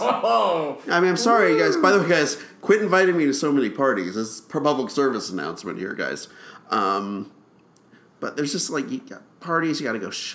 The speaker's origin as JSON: {"language": "English", "town": "Kingsburg", "region": "California", "country": "United States", "tie": "born or raised there", "said": "my hometown's Kingsburg, California"}